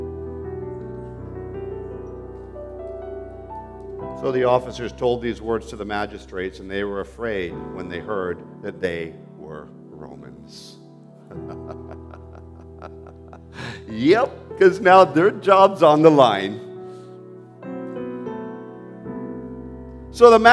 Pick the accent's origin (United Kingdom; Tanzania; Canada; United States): Canada; I'm a Canadian, don't get me wrong. I love my country. I fight for this country.